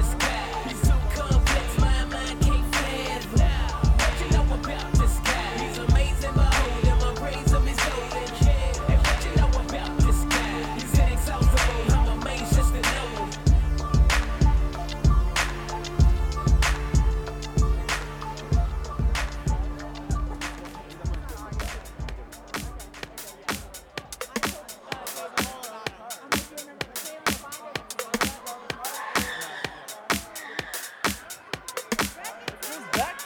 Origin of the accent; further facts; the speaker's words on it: the South, United States; I'm from the South